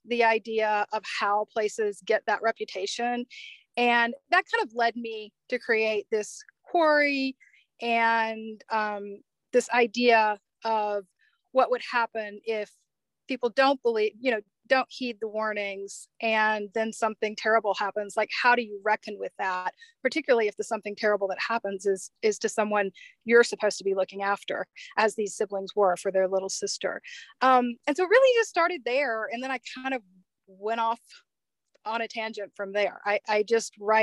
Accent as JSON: {"language": "English", "region": "Mississippi", "country": "United States", "tie": "born or raised there", "moved": "as an adult", "lives_now": "Colorado, United States", "said": "I grew up in Mississippi"}